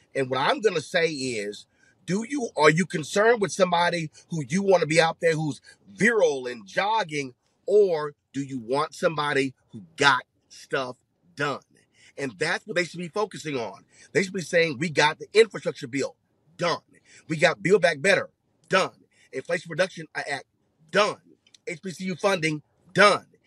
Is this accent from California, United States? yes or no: no; Houston, Texas, United States; my hometown